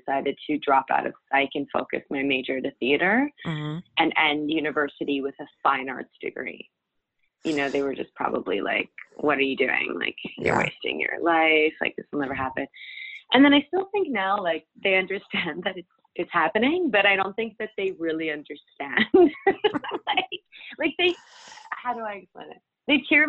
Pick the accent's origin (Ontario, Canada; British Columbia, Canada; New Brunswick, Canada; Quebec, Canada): British Columbia, Canada; Surrey; also born or lived in Vancouver; I was born and raised in Vancouver, and then I grew up in a town called Surrey for my entire youth, and then I moved back to Vancouver as I was starting university.